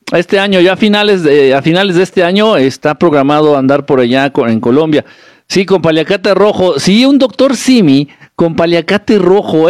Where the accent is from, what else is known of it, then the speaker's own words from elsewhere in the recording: Guerrero, Mexico; now in Mexico City, Mexico; Yo soy de Guerrero, pero ahorita estoy acá en el centro, en la Ciudad de México